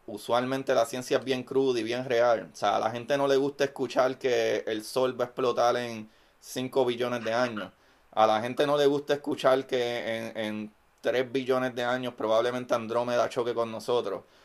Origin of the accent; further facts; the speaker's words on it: Bayamón, Puerto Rico; also born or lived in Levittown; yo soy, eh, originalmente de Bayamón, pero siempre estudié en Levy Town